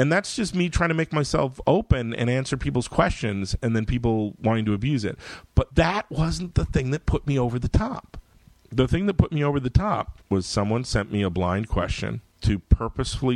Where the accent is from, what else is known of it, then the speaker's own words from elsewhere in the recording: United States; I'm an American